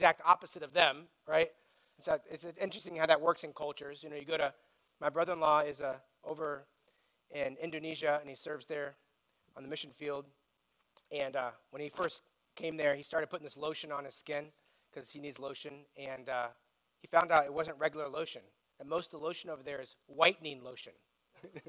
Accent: United States; we feel as American citizens

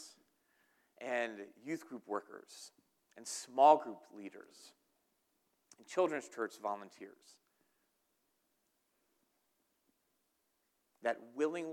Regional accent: New Jersey, United States; moved away; I am from New Jersey

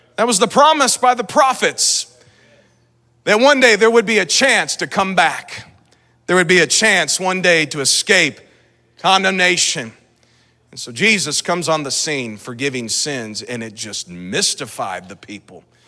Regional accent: Lee's Summit, Missouri, United States; I'm from Lee Summit

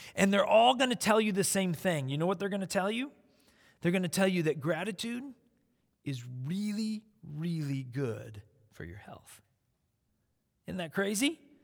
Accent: South Dakota, United States; So when I was in elementary school, I grew up in South Dakota.

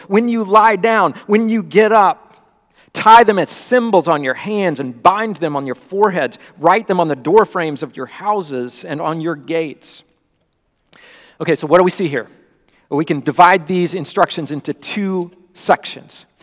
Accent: Florida, United States; moved away; when I was growing up in Florida

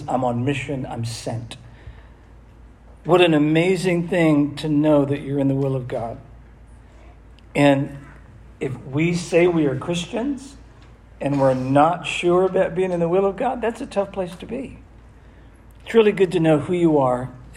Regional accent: Massachusetts, United States; I'm from Massachusetts

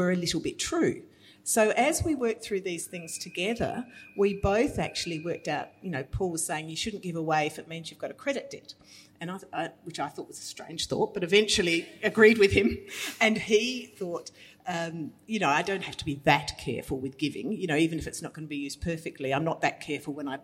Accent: Australia; as Australian women

